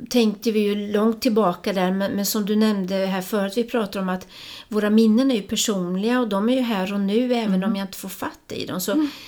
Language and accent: Swedish; Östergötland, Sweden; moved away; jag flyttade från Östergötland, men vi var inne och åt lunch här då och hörde den här östgötska dialekten och helt plötsligt så är det ju som jag befinner mig i en annan tid och jag hörde, det var som jag hörde mina syskon omkring mig